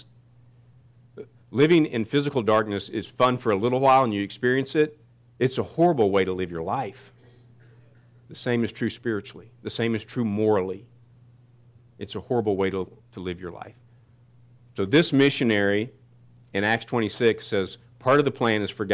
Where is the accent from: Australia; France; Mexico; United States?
United States; Kansas City; I grew up in Kansas City, and we went to some really good Baptist churches.